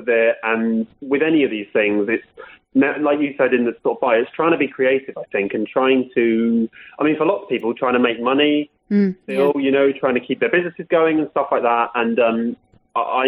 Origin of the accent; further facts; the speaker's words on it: Headcorn, South East England, United Kingdom; I am from Headcorn, a little village near Ashford.